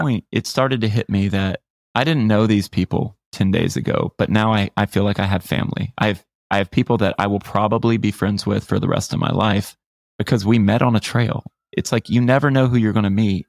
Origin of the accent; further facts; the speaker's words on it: United States; 'Cause I'm American. It's my home.